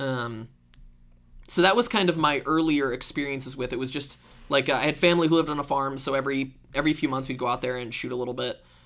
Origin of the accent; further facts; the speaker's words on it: Iowa, United States; I grew up in Iowa